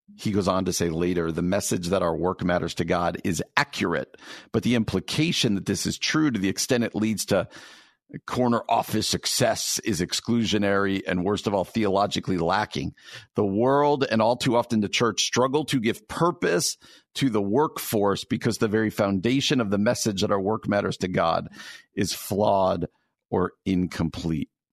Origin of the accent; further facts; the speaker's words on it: suburbs of New York City, New Jersey, United States; moved away as an adult; now in Chicago, United States; I grew up in New Jersey